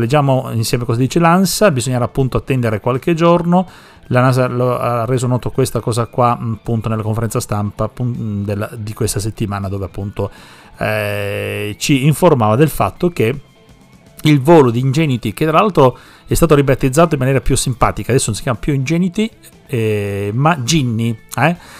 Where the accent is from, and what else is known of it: Sicily, Italy; now in Parma, Italy